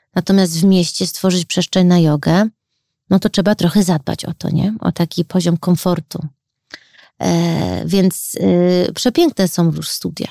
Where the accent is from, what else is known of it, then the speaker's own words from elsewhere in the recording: Chicago, Illinois, United States; now in Warsaw, Poland; Mimo to, że się wychowałam w Chicago